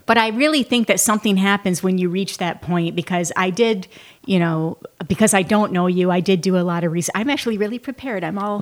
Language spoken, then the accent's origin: English; Columbiaville, Michigan, United States; moved away; I was in Columbiaville, Michigan on a dirt road